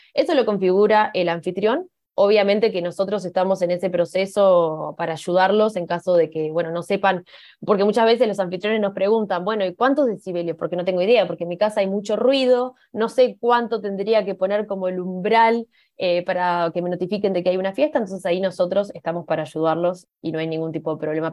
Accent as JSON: {"language": "Spanish", "country": "Uruguay", "moved": "yes", "lives_now": "Spain", "said": "Soy uruguaya, por eso mi acento."}